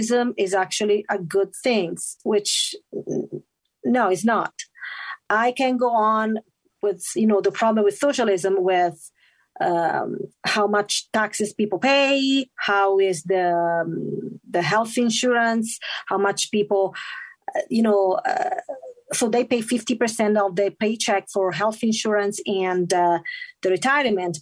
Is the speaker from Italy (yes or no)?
yes; Italy; English is a second language; moved away as an adult; now in Utah, United States; I was born and raised in Italy